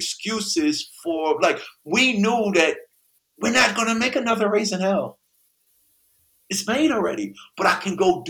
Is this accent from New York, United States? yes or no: yes; Queens, New York, United States; there was a reason why when we came from Queens and went into the Danceteria